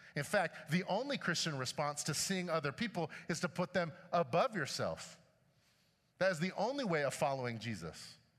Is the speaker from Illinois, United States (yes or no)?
yes; Chicago, Illinois, United States; When I was growing up in Chicago